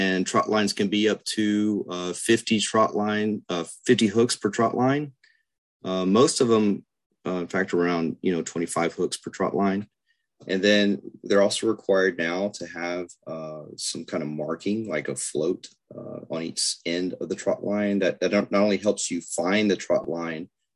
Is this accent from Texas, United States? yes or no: yes; Lake Corpus Christi, Texas, United States; growing up on Lake Corpus Christi